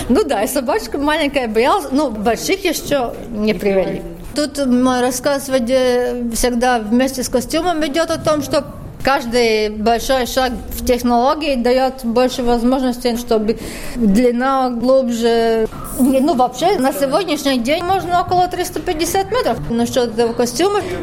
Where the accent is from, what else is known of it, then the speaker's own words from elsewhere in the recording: Riga, Latvia; Ну, я, как я вообще из Риги в музей с собакой, ну да, да, да вы что?